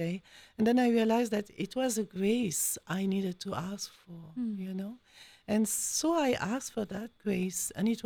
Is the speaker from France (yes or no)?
yes; France; accent: French; English is a second language; moved away as an adult; also born or lived in Belgium / Switzerland / Philippines / United States; now in Columbus, United States; You can hear my accent. So je suis française. I am French.